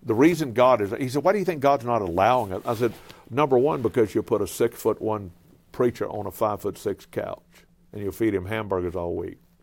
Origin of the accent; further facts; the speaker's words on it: Cajun, Louisiana, United States; I'm a Cajun